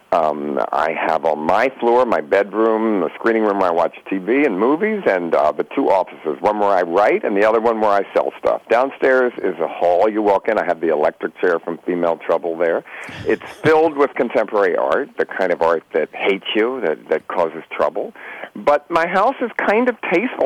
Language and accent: English; Baltimore, Maryland, United States; also born or lived in Provincetown, Massachusetts; My hometown is Baltimore